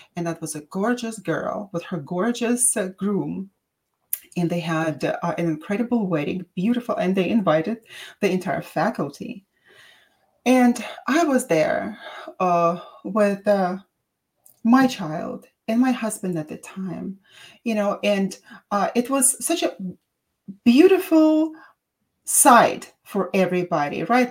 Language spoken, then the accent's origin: English; Russia; accent: Russian; English is a second language; now in San Diego, United States; They asked me where my accent was from, and I said Russian